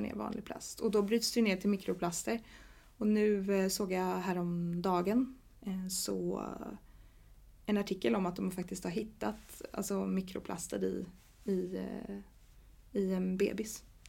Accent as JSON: {"language": "Swedish", "country": "Sweden", "tie": "born or raised there", "moved": "yes", "lives_now": "Gothenburg, Sweden", "said": "Jag är från en liten stad som heter Jo"}